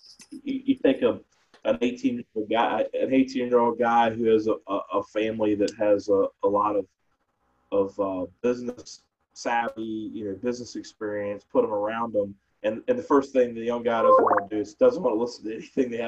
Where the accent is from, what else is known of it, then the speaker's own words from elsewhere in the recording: Portsmouth, Virginia, United States; Born and raised in Portsmouth, was an Alliance Christian grad